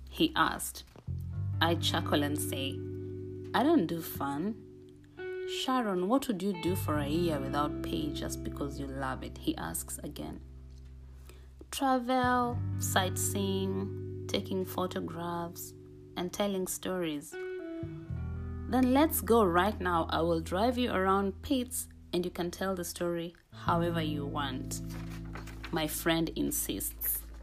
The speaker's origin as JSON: {"language": "English", "country": "Kenya", "tie": "born or raised there", "moved": "as an adult", "lives_now": "Pittsburgh, United States", "said": "I am Kenyan"}